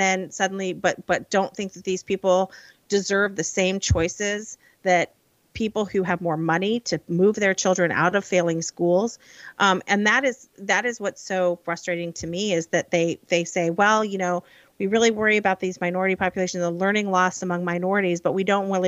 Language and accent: English; Illinois, United States; moved away; I grew up in Illinois